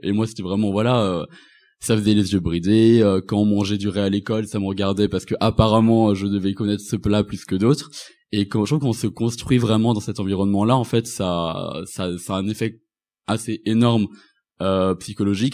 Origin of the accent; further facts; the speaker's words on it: Rennes, Brittany, France; je suis rentré aussi à la maison chez moi à Rennes